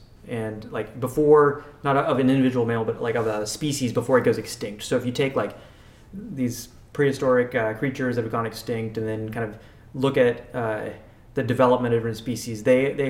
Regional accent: United States; as an American

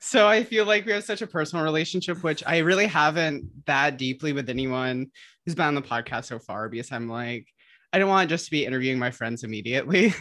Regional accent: Midwest, United States; I'm from the Midwest

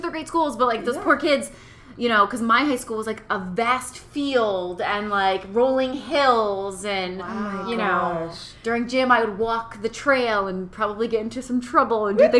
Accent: northwestern corner of Massachusetts, United States; moved away as an adult; also born or lived in California; It's completely up in that corner. And it's so, like you have to drive over this big mountain where you lose cell phone service to get to my hometown.

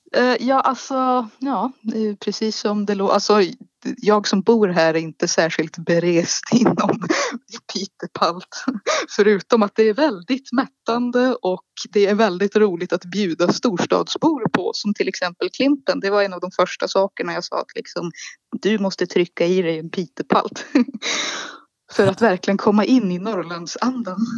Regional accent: Malå, Västerbotten County, Sweden; Jag är född i en liten norrländsk håla i Västerbotten som kallas Malå

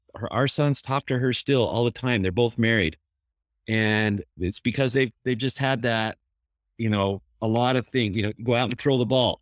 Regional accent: Bountiful, Utah, United States; growing up in Bountiful

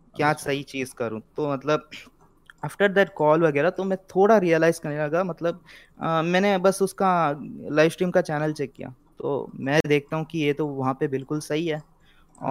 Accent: Mangalore, Karnataka, India; तो मैं साउथ से हूँ मैं हूँ मैंगलोर से बैंगलोर लग रहा होगा बैंगलोर लग रहा होगा नॉट बैंगलोर इट्स मैंगलोर

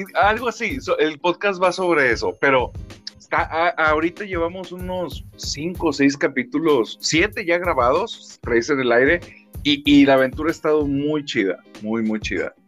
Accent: Monterrey, Nuevo León, Mexico; soy de Monterrey, Nuevo León.

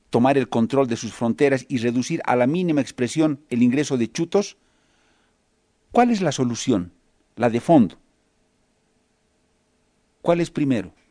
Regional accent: Bolivia

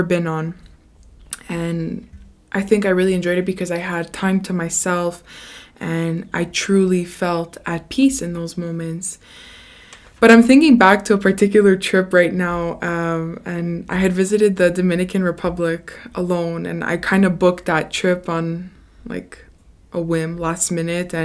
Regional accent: Canada; growing up in Canada, we're very privileged

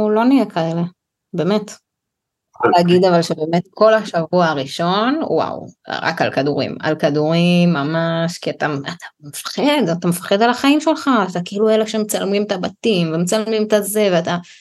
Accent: Israel; ושלושתנו גם נורא ישראלים, כאילו בשפה, בהוויה, כאילו מאוד מאוד ישראלים

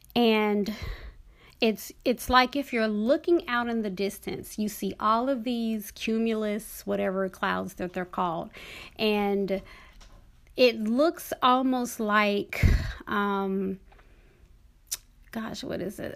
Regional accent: Dallas, Texas, United States; moved away; also born or lived in Oklahoma; I grew up in Texas, But I didn't really, I mean, you know, I was in Dallas.

